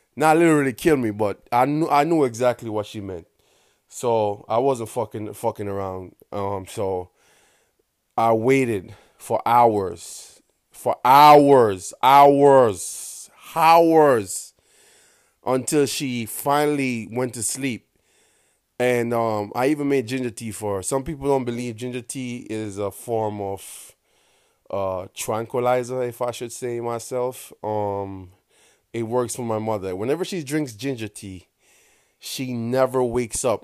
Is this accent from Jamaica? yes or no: yes; Kingston, Jamaica; accent: Jamaican; I was born and raised in Kingston, Jamaica, in a small, small little community called Walton Park Road.